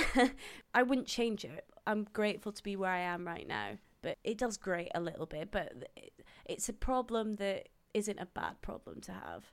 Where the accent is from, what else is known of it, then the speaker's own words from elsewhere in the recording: Dundee, Scotland, United Kingdom; moved away as an adult; also born or lived in Houston, Texas / Birmingham; now in London, United Kingdom; I was born in Houston, Texas, and then I moved over to Dundee in Scotland, where I grew up